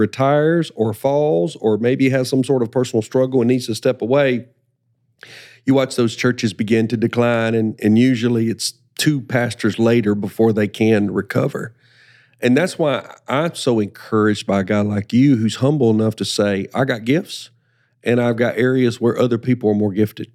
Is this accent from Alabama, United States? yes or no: yes; Alabama, United States; also born or lived in South Carolina; now in Spartanburg, United States; I'm a child of Alabama